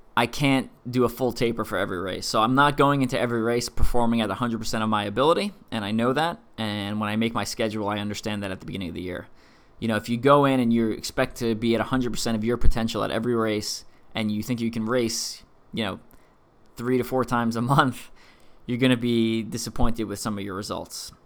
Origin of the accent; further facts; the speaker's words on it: East Coast, United States; I'm from the East Coast